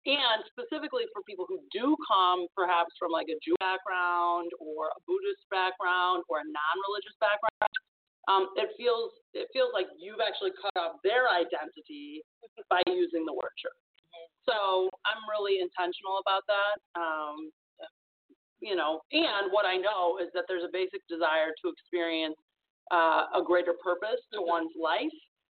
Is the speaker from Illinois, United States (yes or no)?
yes; Chicago, Illinois, United States; I'm born and raised in Chicago